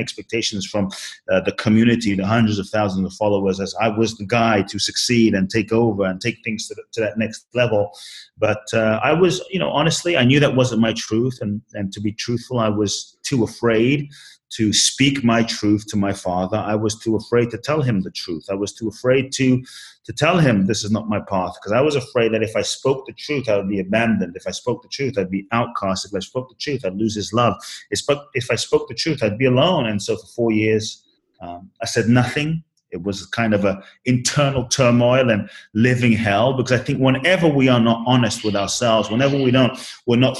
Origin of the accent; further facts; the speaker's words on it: London, United Kingdom; also born or lived in Ghana; now in United States; I was born in Ghana, West Africa. My father's from Ghana. My mother's Japanese. I Grew up in London, live in the US now